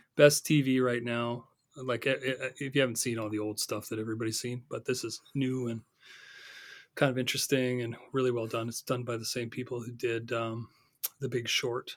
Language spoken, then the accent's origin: English; Northern Ontario, Canada; I grew up in Northern Ontario